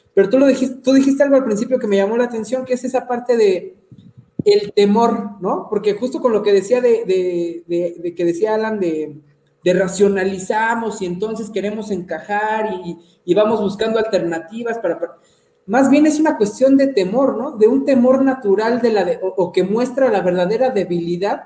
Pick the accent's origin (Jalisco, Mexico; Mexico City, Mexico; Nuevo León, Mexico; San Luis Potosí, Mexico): Mexico City, Mexico; moved away as an adult; also born or lived in Yucatán; llevo dos años que regresé y ya me chilanguicé otra vez